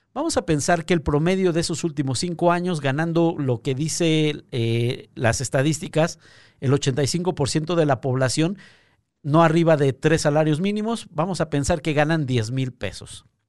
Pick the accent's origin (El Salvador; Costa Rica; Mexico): Mexico